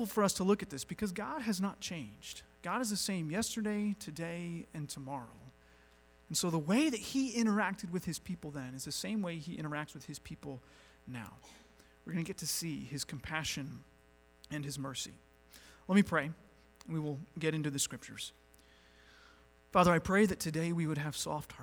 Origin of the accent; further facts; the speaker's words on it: North Carolina, United States; moved away; I was raised in North Carolina. That's generally where I think of as my, you know, home state